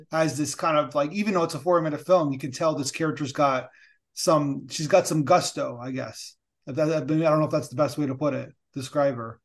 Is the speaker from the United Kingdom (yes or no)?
no; Canada; a Canadian who we like regulations